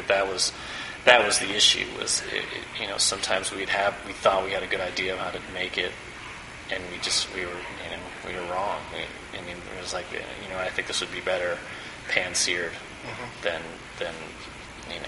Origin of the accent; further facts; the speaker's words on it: Evanston, Illinois, United States; also born or lived in San Francisco; now in Chicago, United States; I grew up in Evanston